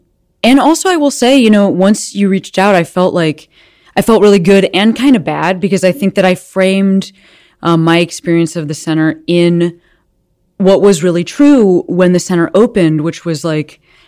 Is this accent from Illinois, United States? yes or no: yes; Chicago, Illinois, United States; I'm glad to hear that I'm not making this up as a Chicagoan.